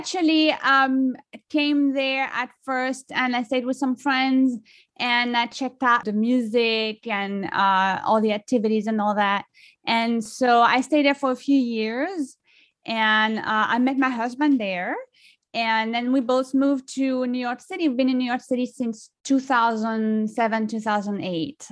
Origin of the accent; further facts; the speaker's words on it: France; accent: French; English is a second language; moved away as an adult; now in United States; I am originally from France. I've been li-, living in the U S for over fifteen years. So, you know, I'm American, but, you know, I grew up in France, so I can't lose my French accent